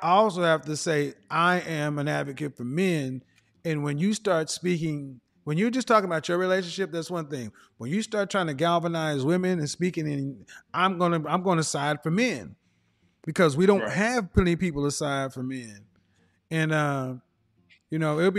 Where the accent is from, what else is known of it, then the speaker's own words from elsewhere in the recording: Oklahoma, United States; I come from average everyday people, I'm from Oklahoma.